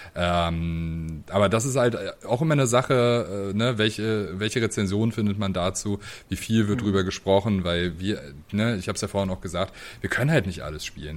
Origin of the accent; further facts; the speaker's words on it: Greifswald, Mecklenburg-Vorpommern, Germany; also born or lived in Leipzig; now in Dresden, Germany; meine Heimatstadt spreche. ähm, also Greifswald ist äh, eine kleine